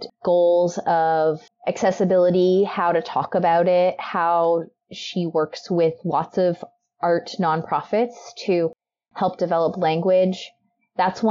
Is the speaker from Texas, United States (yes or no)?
yes; Texas, United States; now in Oregon, United States; I'm from Texas